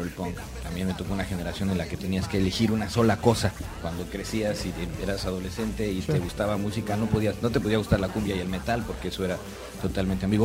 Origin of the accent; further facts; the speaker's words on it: Yucatán, Mexico; moved away as an adult; also born or lived in Mexico City; Soy yucateco